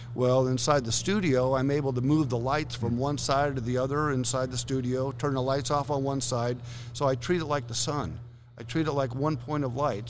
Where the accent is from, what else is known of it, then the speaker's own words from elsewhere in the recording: Southern California, United States; moved away as an adult; also born or lived in northern Idaho; I'm normally from Southern California